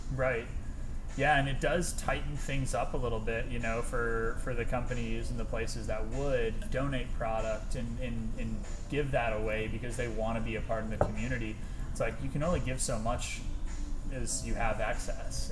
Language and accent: English; Michigan, United States; moved away; I'm originally from Michigan